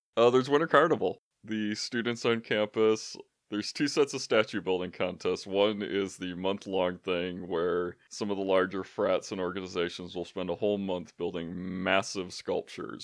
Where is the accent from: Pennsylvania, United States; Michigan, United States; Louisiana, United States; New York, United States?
Michigan, United States; a suburb of Grand Rapids; moved away as an adult; now in Houghton, United States; I'm from a suburb of Grand Rapids